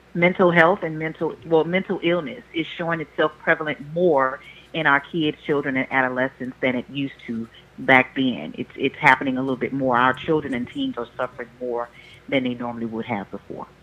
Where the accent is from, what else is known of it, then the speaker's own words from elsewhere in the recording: Louisiana, United States; now in Houston, United States; I'm from Louisiana. I now reside in Houston